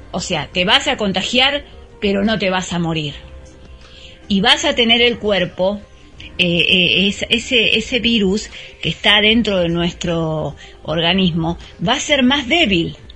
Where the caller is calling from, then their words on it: Mar del Plata, Buenos Aires Province, Argentina; Hola Gaby … de Mar del Plata.